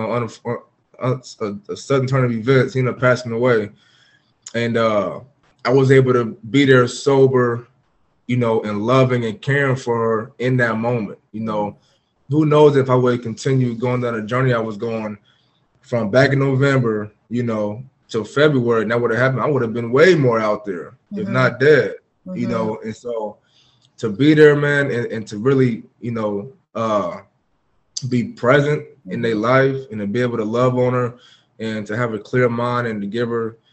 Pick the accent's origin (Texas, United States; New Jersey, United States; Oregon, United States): Oregon, United States; Portland; moved away as an adult; also born or lived in Jacksonville; now in Houston, United States; I'm from Portland, Oregon